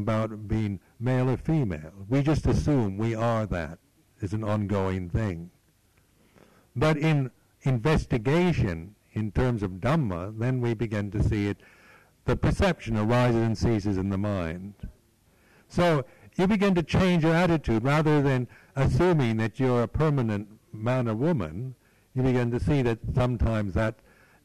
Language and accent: English; United States; now in England, United Kingdom; I was born in America, that I'm an American